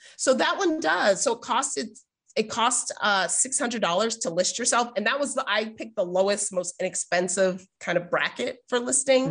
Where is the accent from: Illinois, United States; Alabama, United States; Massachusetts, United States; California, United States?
Massachusetts, United States; Boston; now in San Diego, United States; I grew up in Boston